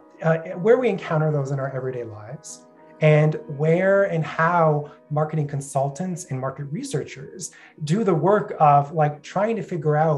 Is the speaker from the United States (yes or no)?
no; Brampton, Ontario, Canada; I'm from Brampton.